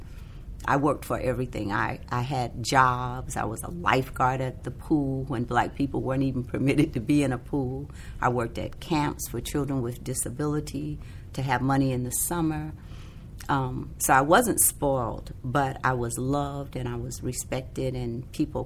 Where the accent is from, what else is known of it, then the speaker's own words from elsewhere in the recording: South Carolina, United States; I grew up in South Carolina